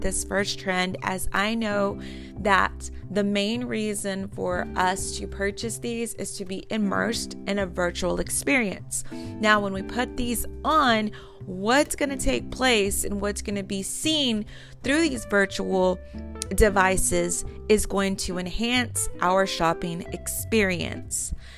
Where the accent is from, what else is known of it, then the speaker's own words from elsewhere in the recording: Texas, United States; I'm from Texas